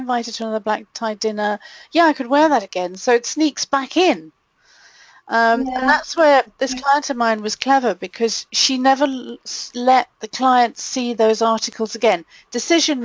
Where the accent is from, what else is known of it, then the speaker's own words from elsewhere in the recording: Malawi; now in United Kingdom; growing up in a third world country like I did, growing up in Malawi